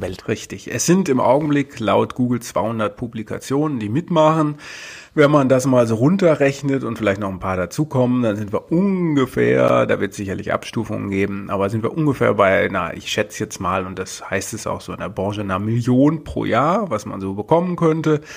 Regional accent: Berlin, Germany; als Berliner

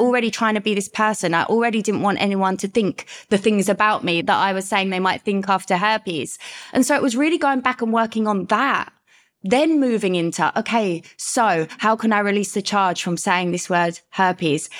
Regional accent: London, United Kingdom; moved away as an adult; I am from the U K, London. You might get that by my accent

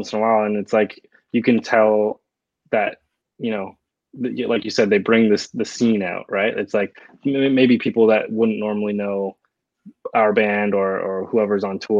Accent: Toronto, Ontario, Canada; not everyone is from downtown Toronto, yeah. but you know, we say we're from Toronto.

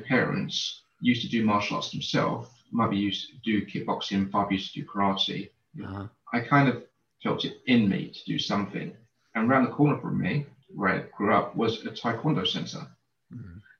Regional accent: Canning Town, London, United Kingdom; I grew up in East London in a place called Canning Town.

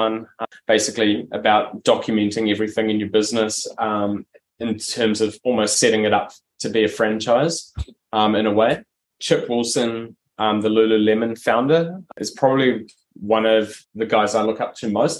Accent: New Zealand; now in Australia; I'm originally from New Zealand. I moved over to Australia in 2008

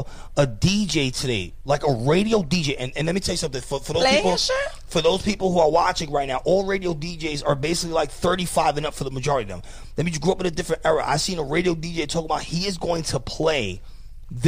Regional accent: New York City, New York, United States; I was from the Bronx

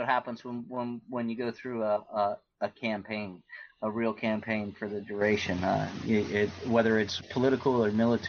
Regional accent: Florida, United States; destroying the ecosystems of this South Fork of the St. Lucie River and the Indian River Lagoon, where I grew up on the East Coast.

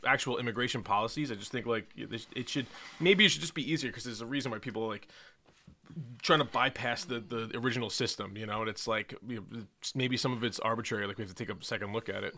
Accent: New York City, New York, United States; I'm not from Brooklyn, I'm from Queens.

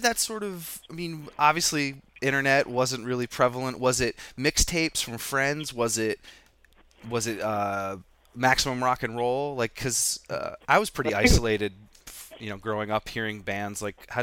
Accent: Vermont, United States; growing up in Vermont

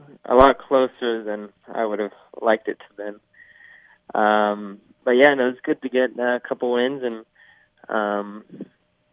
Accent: California, United States; I come from California where, you know, we don't really get snow in most areas

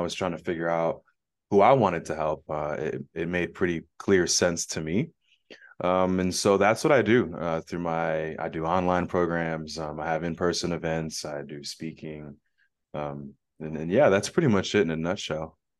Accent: Phoenix, Arizona, United States; I'm from Phoenix, Arizona

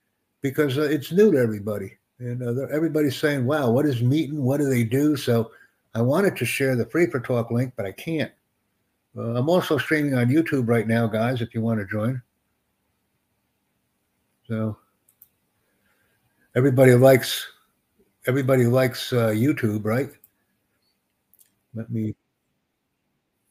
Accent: United States; I'm from the United States, man. I'm in New York City right now

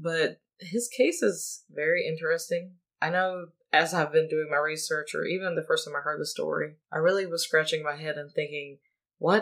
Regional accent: the South, United States; We are from the South.

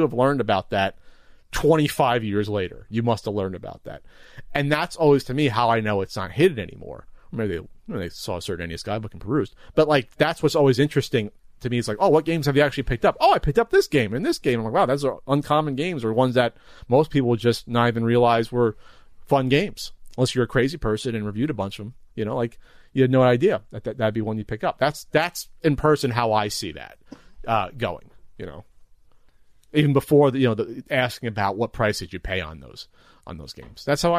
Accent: New Jersey, United States; I'm from New Jersey. I like pork roll, and you go.

